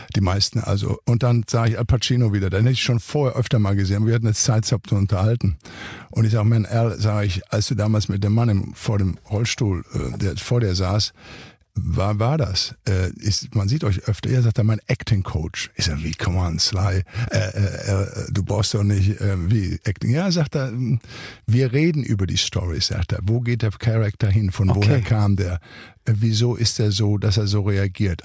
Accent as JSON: {"language": "German", "area": "Ruhr area", "region": "North Rhine-Westphalia", "country": "Germany", "tie": "born or raised there", "moved": "as an adult", "lives_now": "Santa Monica, United States", "said": "ich bin nun im Ruhrgebiet groß geworden"}